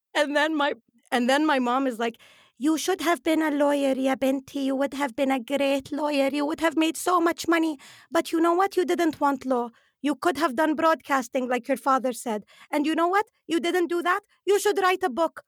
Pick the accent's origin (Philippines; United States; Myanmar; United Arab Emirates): United Arab Emirates; we grew up in the Emirates